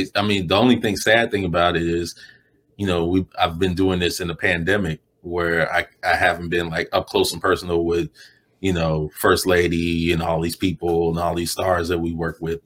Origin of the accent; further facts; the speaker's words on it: Chicago, Illinois, United States; moved away as an adult; also born or lived in New York; now in Los Angeles, United States; growing up in Chicago